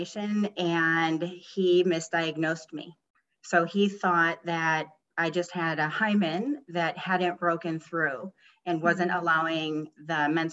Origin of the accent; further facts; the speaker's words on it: Chicago, Illinois, United States; I was born and raised in Chicago